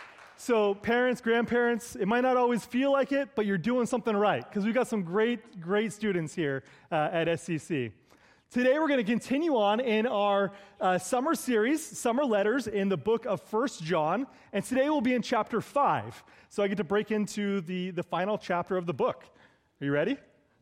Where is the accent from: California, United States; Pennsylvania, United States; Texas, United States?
California, United States; I do not come from Canada. I come from the Bay Area of California.